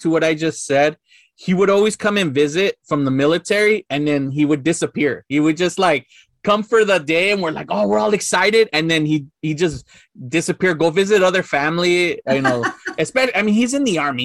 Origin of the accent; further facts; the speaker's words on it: Los Angeles, California, United States; growing up in East